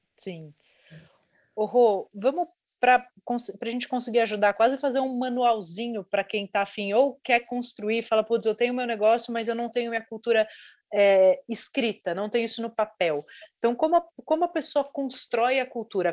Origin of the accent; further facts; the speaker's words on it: Brazil; eu sou brasileira